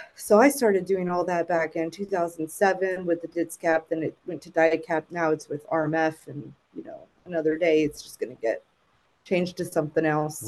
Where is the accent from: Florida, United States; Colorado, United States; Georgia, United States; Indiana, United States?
Florida, United States; South; moved away as an adult; also born or lived in Puerto Rico; went to school for elementary, middle, and high down in South Florida